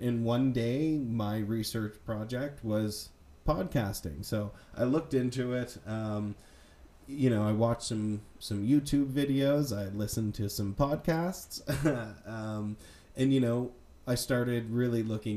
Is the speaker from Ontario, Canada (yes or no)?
no; Nova Scotia, Canada; I grew up in Nova Scotia